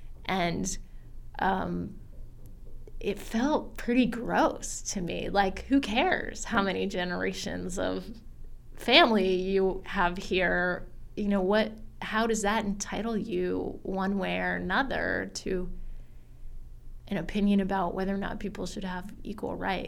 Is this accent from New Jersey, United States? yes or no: no; Vermont, United States; I had a lot of pride growing up in the idea of being a fourth, fifth, sixth, seventh generation Vermonter.